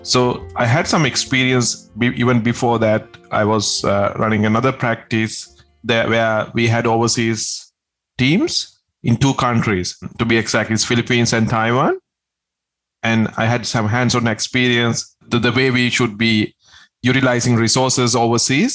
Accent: Sri Lanka; moved away; I'm originally from Sri Lanka, so I had the connections there. My parents live there

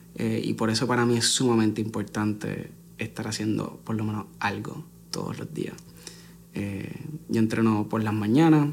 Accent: Puerto Rico

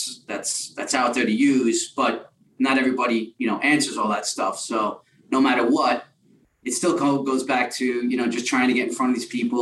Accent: New York City, New York, United States; we're both from New York. Mm-hmm. You know, Jeremy's from Brooklyn and I'm from Queens.

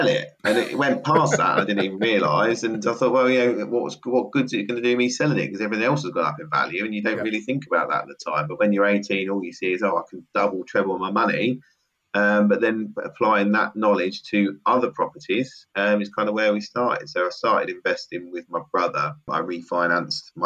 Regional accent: Milton Keynes, South East England, United Kingdom; Milton Keynes, my hometown

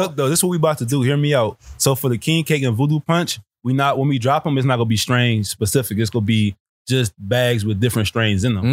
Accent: New Orleans, Louisiana, United States; moved away as an adult; also born or lived in Texas / Miami; now in California, United States; growing up in New Orleans

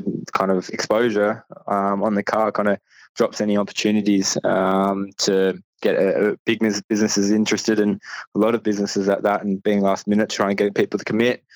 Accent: Penrith, New South Wales, Australia; I'm from Penrith

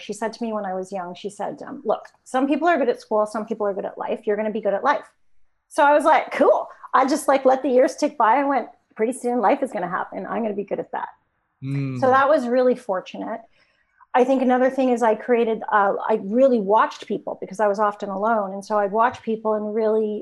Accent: Toronto, Ontario, Canada; I grew up in Toronto, Canada, downtown.

